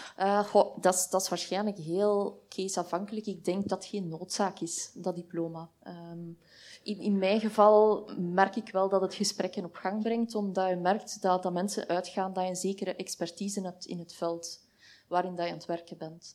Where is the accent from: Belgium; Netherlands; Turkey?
Belgium